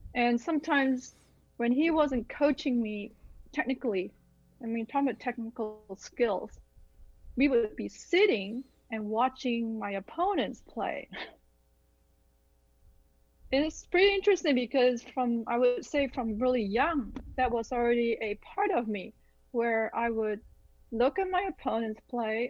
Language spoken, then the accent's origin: English; Malaysia; also born or lived in Illinois / Midwest; now in Los Angeles, United States; growing up in Malaysia